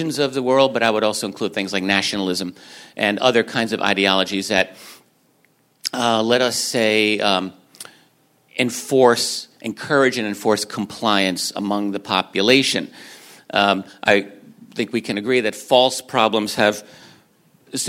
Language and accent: English; Northeast, United States; Those are my people. I'm from the Northeast